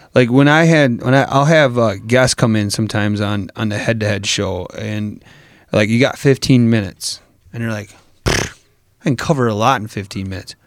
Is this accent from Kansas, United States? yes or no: no; Wisconsin, United States; I'm from Wisconsin.